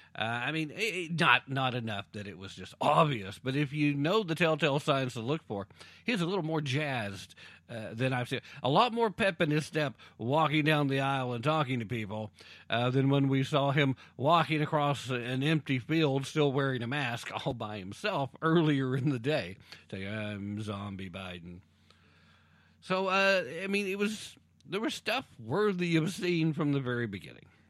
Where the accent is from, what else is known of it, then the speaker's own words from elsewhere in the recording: Roane County, Tennessee, United States; first language English; I claim, uh, citizenhood in the entire county 'cause I have different, uh, relationships with every single city in the county